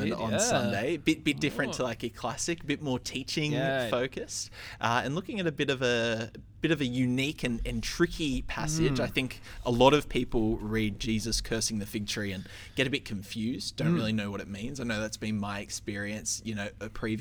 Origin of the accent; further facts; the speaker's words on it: Liverpool, New South Wales, Australia; I grew up in Liverpool, where, like, Parramatta was not the team that you went for